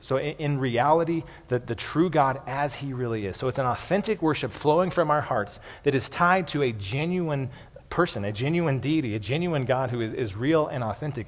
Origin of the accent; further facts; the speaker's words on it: United States; a lot of American Christians